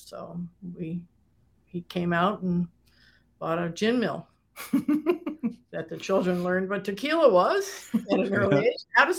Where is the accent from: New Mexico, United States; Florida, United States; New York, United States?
New York, United States; Saratoga Springs; my hometown, Saratoga, and which is a very seasonal place.